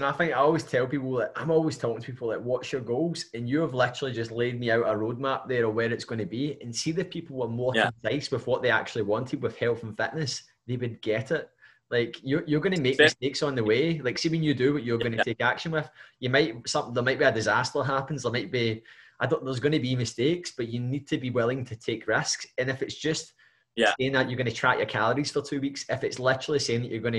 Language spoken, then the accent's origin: English; Scotland, United Kingdom; I love being Scottish